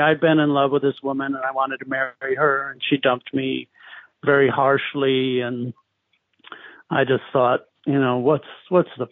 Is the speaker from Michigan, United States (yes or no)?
yes; Detroit, Michigan, United States; moved away as an adult; now in Portland, United States; I grew up in Detroit